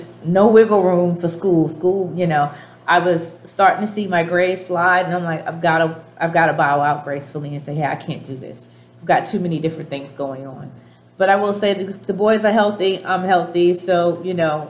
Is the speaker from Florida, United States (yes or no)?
no; Boston, Massachusetts, United States; accent: Dorchester; moved away; I grew up in Dorchester